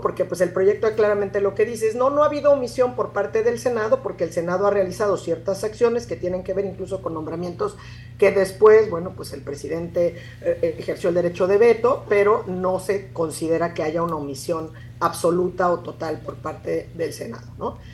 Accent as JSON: {"language": "Spanish", "country": "Mexico", "said": "nosotros como mexicanos"}